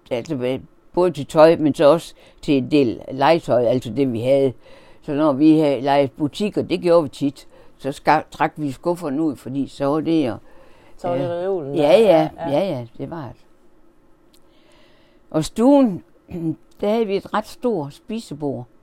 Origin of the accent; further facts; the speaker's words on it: Horsens, Central Denmark Region, Denmark; og jeg er 83 år. Jeg er født i Horsens i Smedgade 27. Ja. I det her år 1938.